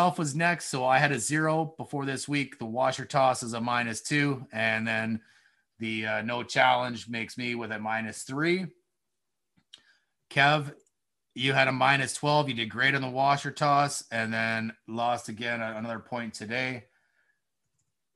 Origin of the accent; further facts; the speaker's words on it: Cambridge, Ontario, Canada; moved away as an adult; now in Kitchener, Canada; I'm from Cambridge